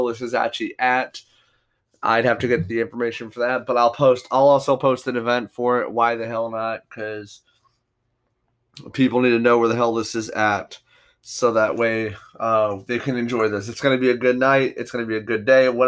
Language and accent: English; United States; as an American